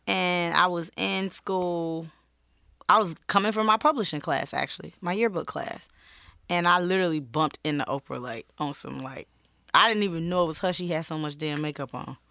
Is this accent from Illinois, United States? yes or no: yes; Chicago, Illinois, United States; I grew up on Laramie and Madison